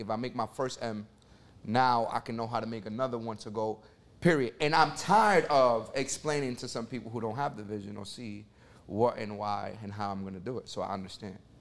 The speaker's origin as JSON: {"language": "English", "town": "New York City", "region": "New York", "country": "United States", "tie": "born or raised there", "said": "I come from Section eight housing in the Bronx, New York."}